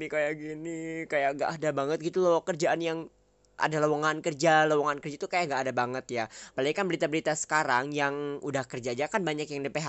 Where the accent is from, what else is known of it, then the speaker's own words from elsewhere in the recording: Sukabumi, West Java, Indonesia; aku asal Sukabumi aku dari keluarga yang sederhana satu orang ayah dan seorang ibu ya